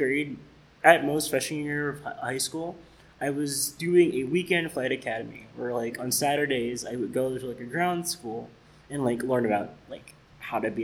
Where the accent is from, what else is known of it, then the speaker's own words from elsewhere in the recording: Decatur, Georgia, United States; moved away as an adult; also born or lived in Atlanta, Georgia; I'm originally from Atlanta, Georgia. I grew up in a suburb of Atlanta called Decatur, even though I was born in the city. I spent the first 18 years of my life there.